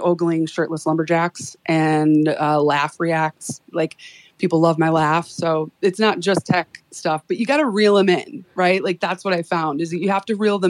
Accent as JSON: {"language": "English", "town": "Chicago", "region": "Illinois", "country": "United States", "tie": "born or raised there", "moved": "as an adult", "lives_now": "Boise, United States", "said": "Here in Boise, Idaho, actually in my 20s, growing up in Chicago"}